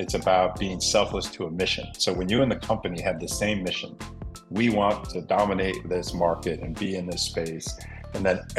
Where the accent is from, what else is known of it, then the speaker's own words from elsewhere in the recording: Cleveland, Ohio, United States; growing up in Cleveland, Ohio